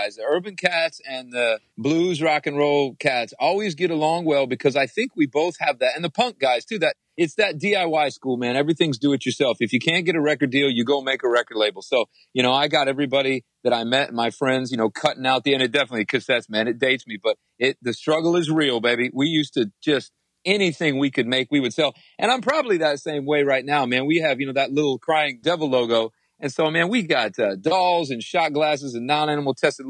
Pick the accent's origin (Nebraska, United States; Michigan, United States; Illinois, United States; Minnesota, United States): Michigan, United States; Ypsilanti; I was born in Ipsy, man, right outside of Detroit